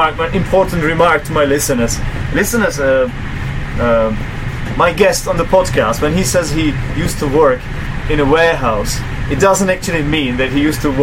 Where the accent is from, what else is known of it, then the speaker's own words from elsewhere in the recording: Czechia; English is a second language; we're Czechs